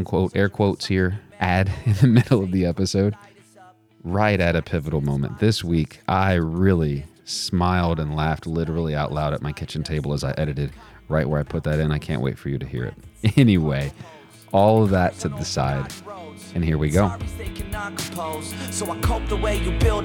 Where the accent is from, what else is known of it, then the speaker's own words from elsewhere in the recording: Texas, United States; moved away as an adult; now in Virginia, United States; I'm from Texas and I now live in Virginia